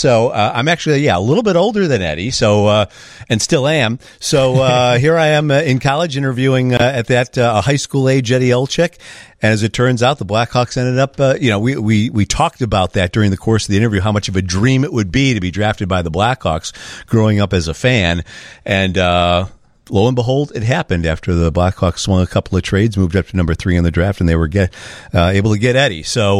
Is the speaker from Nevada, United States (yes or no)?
no; Burbank, Illinois, United States; I grew up in Burbank